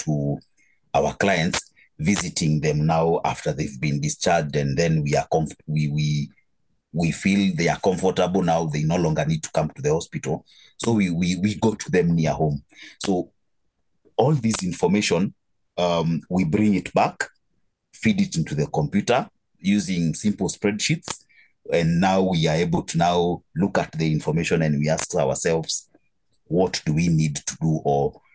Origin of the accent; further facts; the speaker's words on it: Kiambu, Kiambu County, Kenya; now in Kijabe, Kenya; I am from Kenya. But right now I live in Kijabe. I come from a small town called Kiambu. Okay. That's where I call home